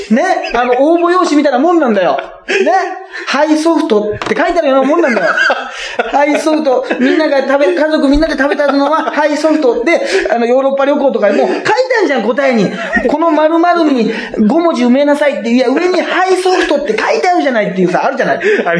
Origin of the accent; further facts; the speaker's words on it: Toyooka, Hyogo, Japan; moved away; うちの地元のね、木崎温泉